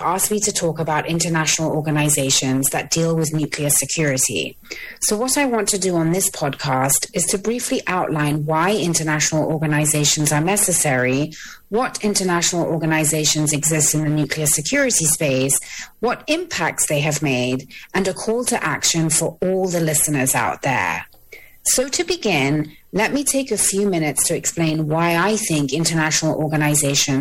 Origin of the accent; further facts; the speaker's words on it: United Kingdom; now in Washington, D.C., United States; While I am British, I am based in Washington, D.C.